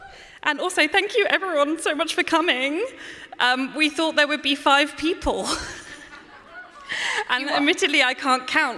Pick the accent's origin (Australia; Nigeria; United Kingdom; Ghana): United Kingdom; the fact that we're British.